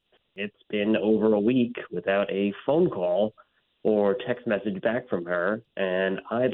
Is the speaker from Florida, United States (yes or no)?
yes; Poinciana, Florida, United States; I'm from Point Siena.